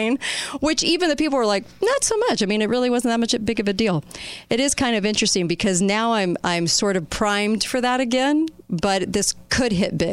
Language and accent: English; Newport Beach, California, United States; I grew up on Newport Beach.